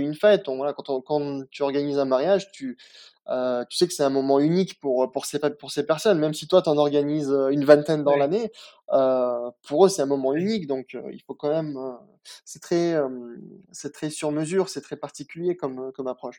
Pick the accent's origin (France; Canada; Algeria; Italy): France; Nice, Provence-Alpes-Côte d'Azur; also born or lived in Picardie (Hauts-de-France) / Moscow, Russia / Germany; là où j'ai grandi. Je suis arrivé à Nice à, l'âge de 5 ans